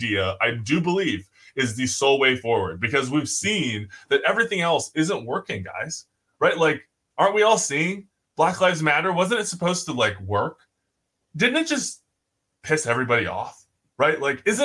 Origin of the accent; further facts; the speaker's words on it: United States; we're American